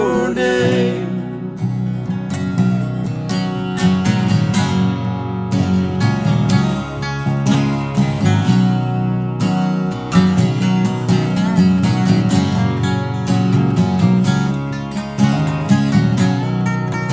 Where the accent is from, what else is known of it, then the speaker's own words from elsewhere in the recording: United States; I actually grew up. I actually went to high school right here at Patrick Henry High School. I'm from right here in this area